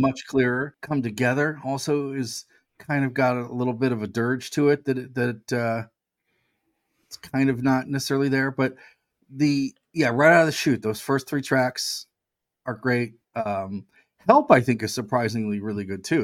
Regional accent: United States; I'm American

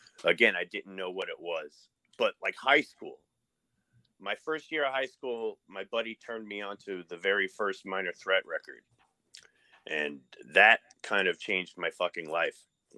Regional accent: New York City, New York, United States; I grew up in the Bronx.

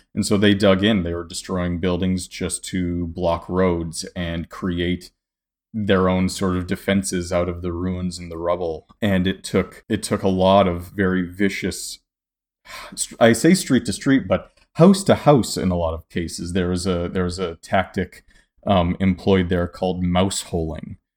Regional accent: Canada; I'm Canadian myself

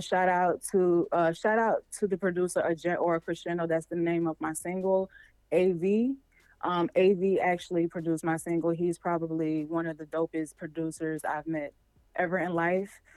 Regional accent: Jacksonville, Florida, United States; I'm straight out the 904.

